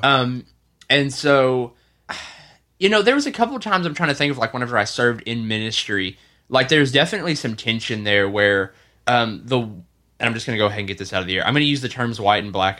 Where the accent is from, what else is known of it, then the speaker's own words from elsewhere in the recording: the South, United States; growing up in the South